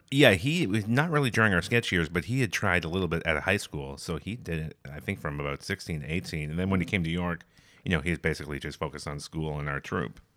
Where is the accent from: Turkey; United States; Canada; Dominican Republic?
Canada; near London, Ontario; now in Toronto, Canada; I grew up a, in a town just outside of London, Ontario